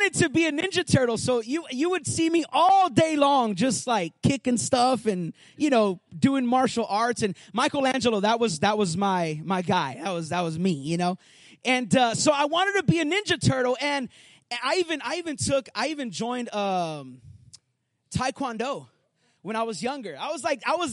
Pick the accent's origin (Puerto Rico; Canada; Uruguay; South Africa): Puerto Rico; moved away; I grew up in Puerto Rico